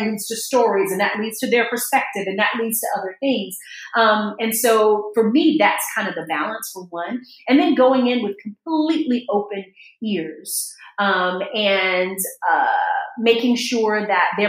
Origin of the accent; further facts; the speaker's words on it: United States; I'm so American in my mindset